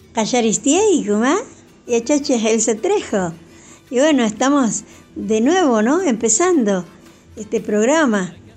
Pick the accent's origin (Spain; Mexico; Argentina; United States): Argentina; Santiago del Estero; nuestra lengua madre, la quichua santiagueña